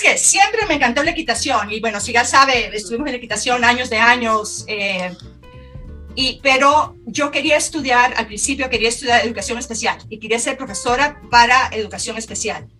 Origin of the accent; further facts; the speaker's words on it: Tegucigalpa, Francisco Morazán, Honduras; moved away as an adult; nací, crecí en Tegucigalpa